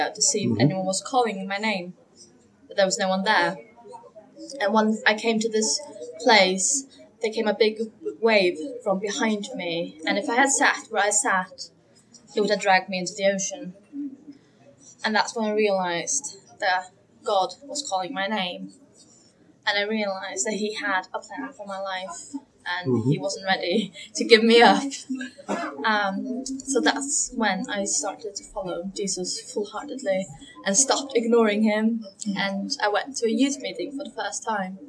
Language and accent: English; Faroe Islands; I'm from the Faroe Islands, which is up north between Iceland and Scotland. I grew up in a Christian family